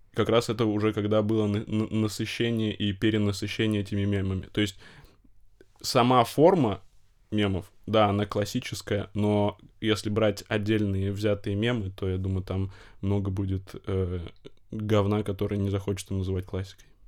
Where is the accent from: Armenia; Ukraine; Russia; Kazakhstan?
Russia; Novosibirsk, Novosibirsk Oblast; я из Новосибирска учился в Новосибирском государственном педагогическом университете